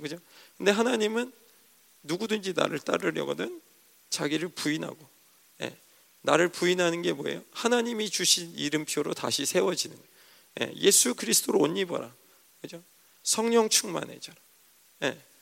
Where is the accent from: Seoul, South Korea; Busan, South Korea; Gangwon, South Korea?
Seoul, South Korea; 촌사람도 아닌데 서울 사람인데